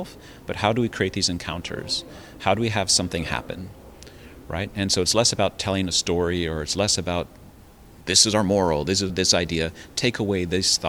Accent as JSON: {"language": "English", "country": "United States", "also_born_or_lived": "Taiwan", "moved": "as an adult", "said": "I'm an American"}